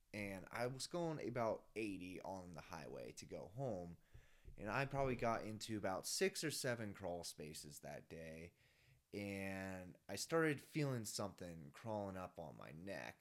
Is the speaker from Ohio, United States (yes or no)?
yes; Dublin, Ohio, United States; moved away as an adult; now in Colorado, United States; I am originally from Dublin, Ohio, which is a suburb of Columbus, Ohio. I had a really, really great childhood